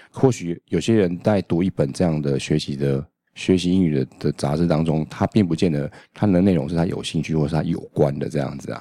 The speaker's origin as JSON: {"language": "Chinese", "country": "Taiwan", "said": "我们是台湾人嘛"}